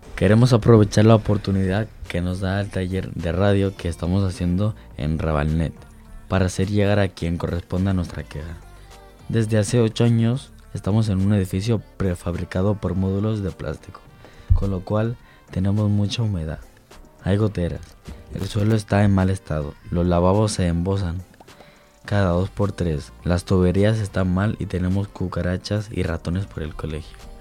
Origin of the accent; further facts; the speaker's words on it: Barcelona, Catalonia, Spain; nací en Barcelona, pero mi familia es ecuatoriana.